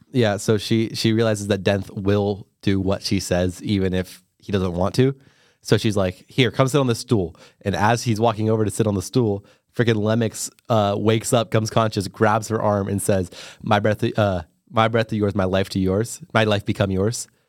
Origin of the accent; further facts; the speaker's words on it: United States; I am American